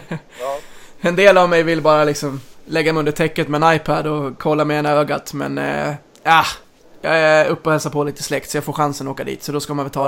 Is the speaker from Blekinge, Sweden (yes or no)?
no; Mora, Dalarna County, Sweden; jag är född och uppvuxen i Mora